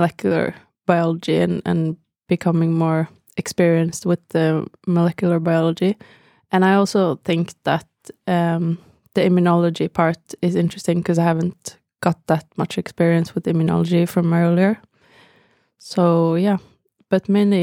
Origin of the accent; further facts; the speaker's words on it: Bergen, Vestland, Norway; moved away as an adult; I'm from Bergen on the west coast of Norway.